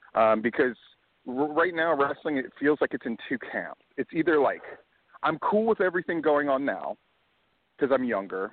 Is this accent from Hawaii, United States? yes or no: yes; Hawaii, United States; because I grew up in Hawaii, and I was training and just getting started right around, like, 93.